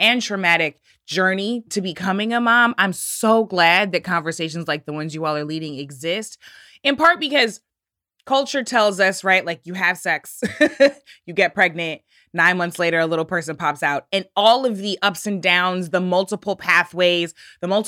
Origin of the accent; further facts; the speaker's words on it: St. Louis County, Missouri, United States; I grew up in St. Louis County, not far from Ferguson